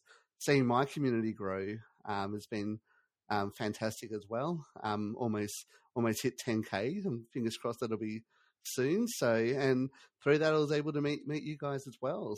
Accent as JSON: {"language": "English", "country": "Australia", "said": "I'm from Australia."}